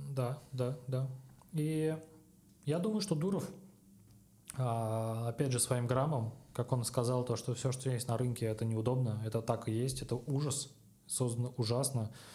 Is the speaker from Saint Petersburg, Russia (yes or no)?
no; Kazan, Tatarstan, Russia; я сам из Казани